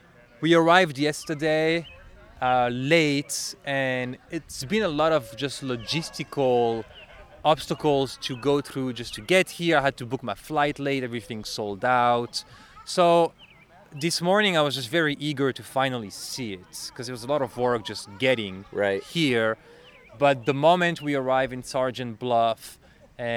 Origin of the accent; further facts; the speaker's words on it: Belgium; English is a second language; now in Chicago, United States; That's … and then …. So I'm originally from Belgium. You can hear I have an accent. I speak French, but I've been in Chicago for a little while.